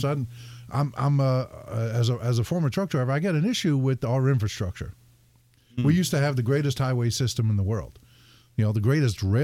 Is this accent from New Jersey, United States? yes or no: yes; New Jersey, United States; I come from Jersey